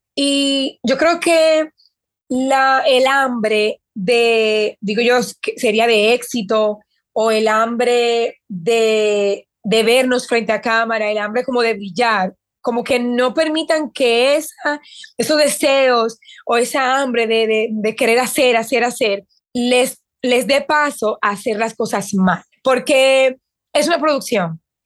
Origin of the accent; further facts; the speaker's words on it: Dominican Republic; moved away as an adult; also born or lived in Puerto Rico / Mexico / United States; Me fui de mi país, que soy dominicana, me fui a Puerto Rico